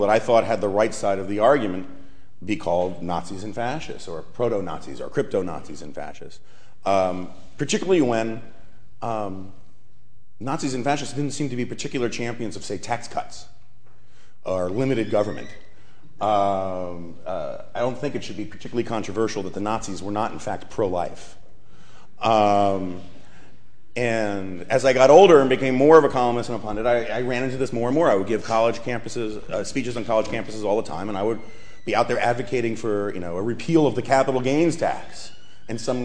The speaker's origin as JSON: {"language": "English", "town": "New York City", "region": "New York", "country": "United States", "tie": "born or raised there", "said": "I grew up on the Upper West Side of Manhattan"}